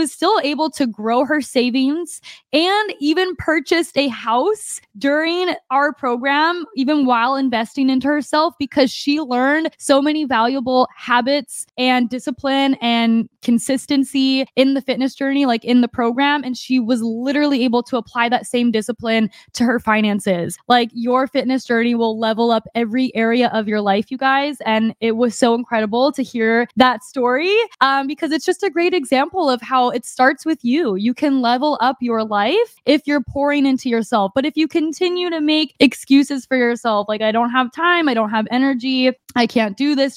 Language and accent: English; Arizona, United States; moved away; my family in Arizona, we usually get a week pass at the gym there, and I get workouts in my hometown